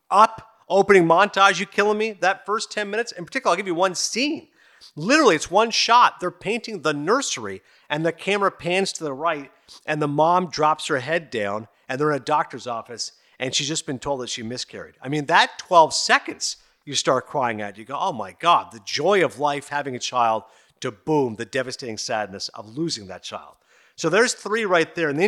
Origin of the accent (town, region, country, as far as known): Toronto, Ontario, Canada; born or raised there